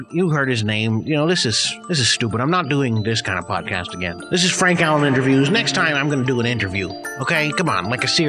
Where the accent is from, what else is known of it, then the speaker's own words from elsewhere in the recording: United Kingdom; You know, wit is something that I care about deeply, of course, being British